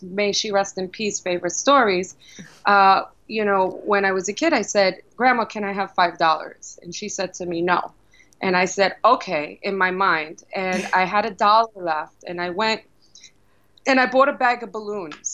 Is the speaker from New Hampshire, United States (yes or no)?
no; New York City, New York, United States; also born or lived in Brooklyn; I was born in Brooklyn, raised in the Bronx